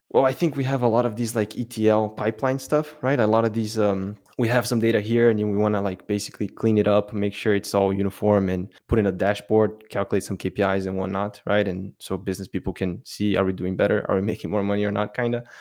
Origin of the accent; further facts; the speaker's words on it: Brazil; now in Belgium; I'm from Brazil, but I actually live in Belgium